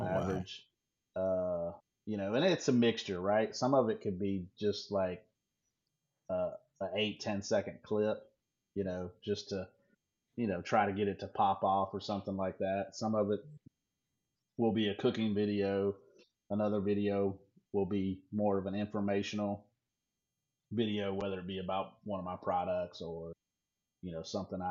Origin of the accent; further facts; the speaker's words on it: North Carolina, United States; moved away as an adult; also born or lived in Virginia / Pontotoc, Mississippi; now in West Coast, United States; me growing up in North Carolina and Virginia, and actually Mississippi. Actually, I lived in Mississippi when I was a kid, 8, 9, 10 years